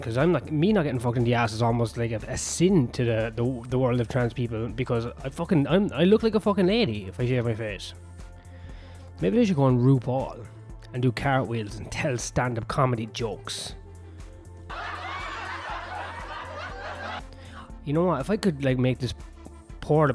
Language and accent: English; Ireland; no, from Ireland